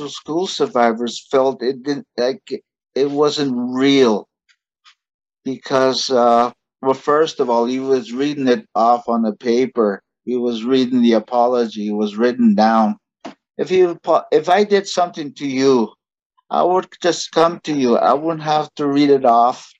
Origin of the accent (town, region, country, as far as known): Canada; English is a second language